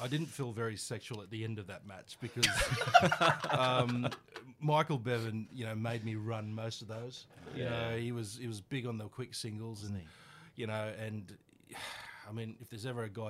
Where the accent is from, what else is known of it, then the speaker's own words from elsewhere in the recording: Sydney, New South Wales, Australia; In the eastern suburbs, in Kensington and Kingsford